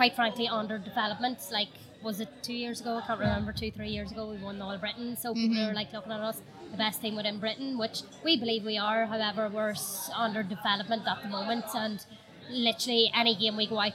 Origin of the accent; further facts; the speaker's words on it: Ireland; now in Liverpool, United Kingdom; we're actually Irish.